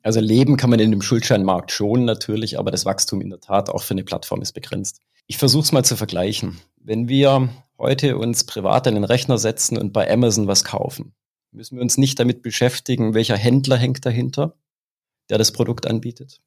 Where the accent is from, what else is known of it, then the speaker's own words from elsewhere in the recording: Swabia, Germany; accent: Swabian; Du hörst es am Dialekt und äh, sicherlich ist es auch bei der einen oder anderen Aussage rauszuhören, ich bin Schwabe